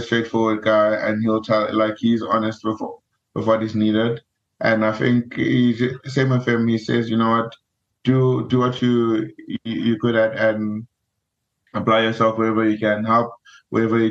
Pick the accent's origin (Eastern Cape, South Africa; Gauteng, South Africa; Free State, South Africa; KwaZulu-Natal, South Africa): Free State, South Africa; I am from the Free State